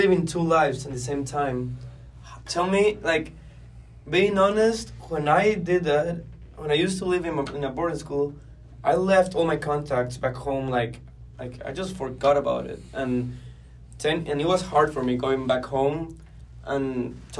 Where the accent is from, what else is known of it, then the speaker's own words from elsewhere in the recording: Guatemala; moved away as an adult; now in United States; I'm from Guatemala